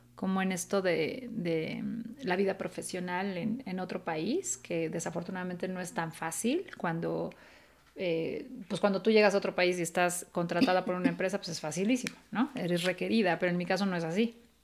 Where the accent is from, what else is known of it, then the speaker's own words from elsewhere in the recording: Mexico City, Mexico; moved away; yo nací en la colonia Roma y yo crecí en la Condesa y la Roma.